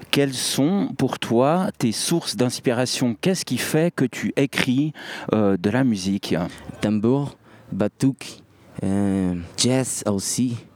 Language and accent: French; Brazil; Tu viens d'où Je suis brésilien. Je suis brésilien.